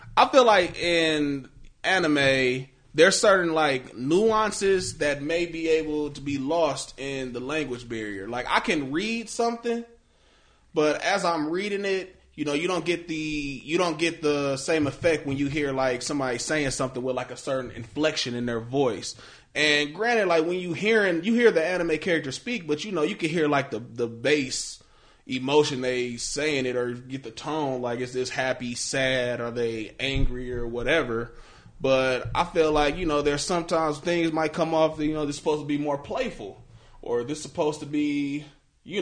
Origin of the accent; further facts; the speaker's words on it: United States; we are American. And mm-hmm. for the most part, you know, I have American sensibilities